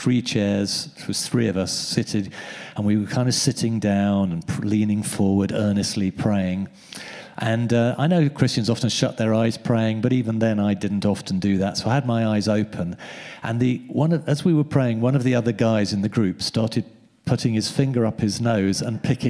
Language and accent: English; United Kingdom; We're British